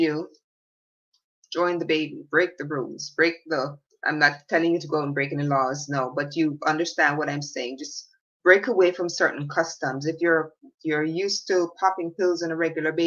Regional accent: Jamaica; When I was a little girl growing up in Jamaica

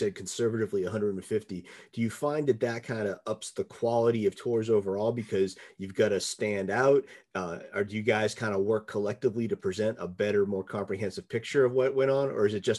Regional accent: United States; being an American myself

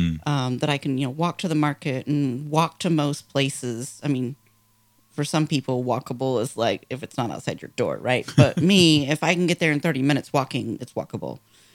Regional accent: San Diego, California, United States; now in Phoenix, United States; I grew up in San Diego.

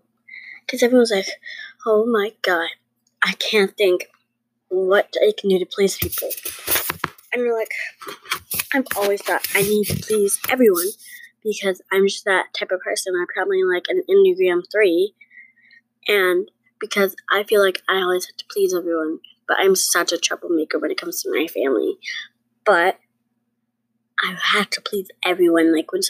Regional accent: New York, United States; Well, I'm not even from here. I'm from New York.

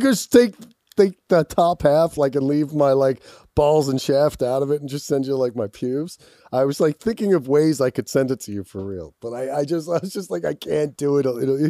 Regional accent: Philadelphia, Pennsylvania, United States; now in Los Angeles, United States; I'm from Philadelphia.

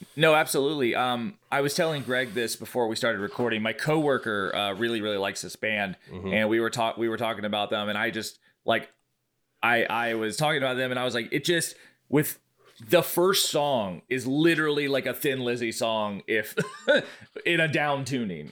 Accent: Brunswick, Georgia, United States; in my hometown of Brunswick, Georgia

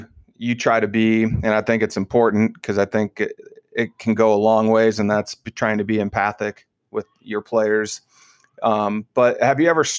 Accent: a small Iowa town, United States; I grew up in the Midwest in a small Iowa town that, you know, had one Latino family in it, you know, so I was around mostly white people my whole life until I went to college

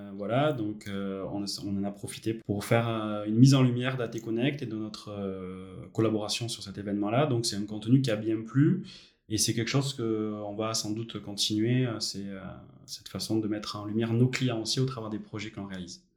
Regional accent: Bayonne, Nouvelle-Aquitaine, France; je suis natif de Bayonne

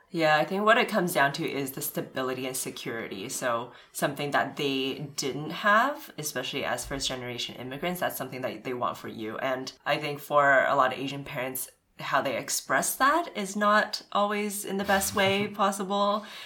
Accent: Vancouver, British Columbia, Canada; I grew up in Kitsilano, which is a more affluent area in Vancouver.

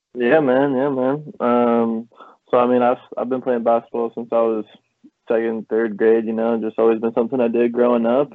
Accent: Pacific Northwest, United States; being born and raised in the Pacific Northwest

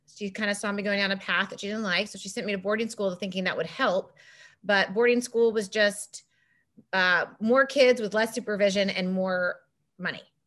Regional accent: Laguna Beach, California, United States; I grew up in Laguna Beach

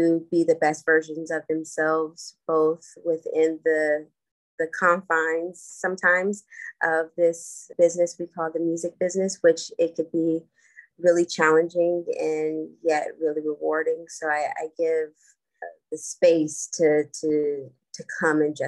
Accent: Los Angeles, California, United States; I am born and bred in Los Angeles, California

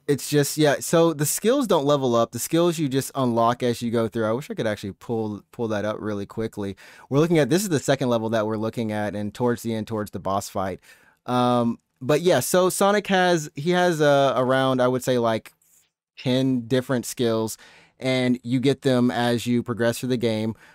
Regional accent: Alabama, United States; now in Japan; My hometown in Alabama

